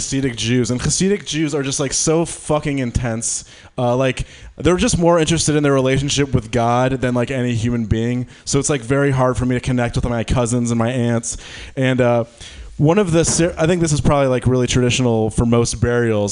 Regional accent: Detroit, Michigan, United States; now in San Francisco, United States; I'm from Detroit.

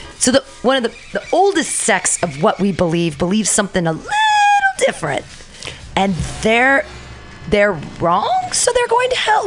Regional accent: Livermore, California, United States; I was born at Livermore Memorial Hospital there in Livermore. Fantastic. In 1974, and uh, so I'm a Livermorean and grew up in that in that area

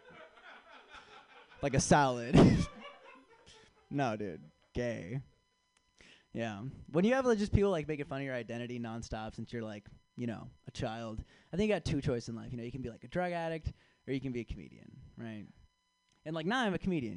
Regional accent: San Francisco, California, United States; now in Chicago, United States; originally I'm from San Francisco. I was born here. I was raised here

